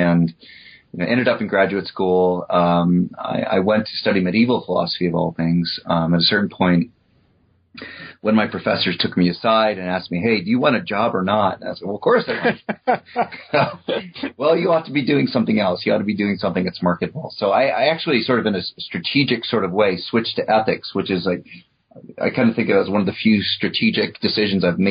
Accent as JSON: {"language": "English", "town": "New Rochelle", "region": "New York", "country": "United States", "tie": "born or raised there", "said": "I was born in New York State, New Rochelle, New York"}